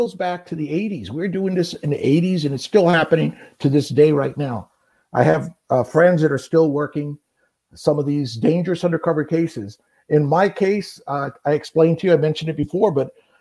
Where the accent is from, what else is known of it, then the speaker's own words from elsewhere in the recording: Phoenix, Arizona, United States; also born or lived in Buckeye, Arizona; I'm a Barrio kid. I grew up in the Barrio. I grew up just east of downtown Phoenix